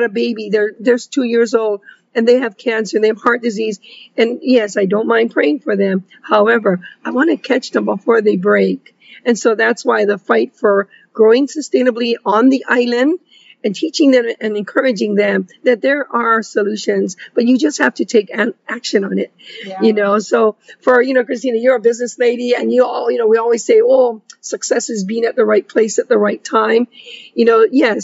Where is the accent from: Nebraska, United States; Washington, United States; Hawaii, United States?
Hawaii, United States; West Side; being from the West Side, I'm a Miley chick. We're a local Tita chick